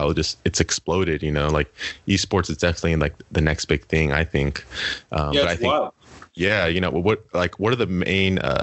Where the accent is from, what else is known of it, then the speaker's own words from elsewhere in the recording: Winters, California, United States; I'm from Winters, which is, like, a super small town. It's about an hour away from Sac